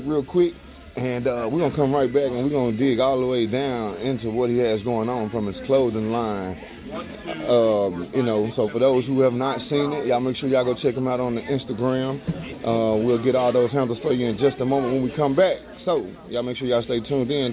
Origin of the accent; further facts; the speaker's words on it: Mendota, Texas, United States; moved away as an adult; also born or lived in Dallas, Texas; now in Midwest, United States; I was born and raised in Mendota, Texas